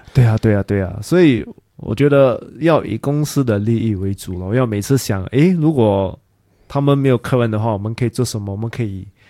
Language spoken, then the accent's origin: Chinese; Singapore; 因为我是新加坡人嘛